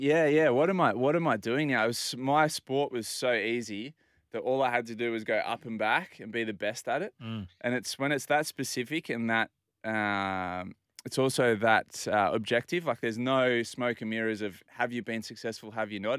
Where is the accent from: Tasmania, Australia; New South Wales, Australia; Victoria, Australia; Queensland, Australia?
New South Wales, Australia; Port Macquarie; now in Sydney, Australia; So I grew up in Port Macquarie, mm. spent my life at the beach